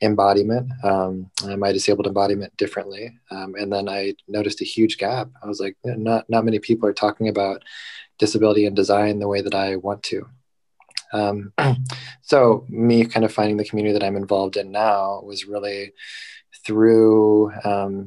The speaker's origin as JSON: {"language": "English", "region": "Southern California", "country": "United States", "tie": "born or raised there", "moved": "as an adult", "lives_now": "San Francisco Bay Area, United States", "said": "I was born and raised in Southern California, and I moved up to the Bay after graduation for the first time."}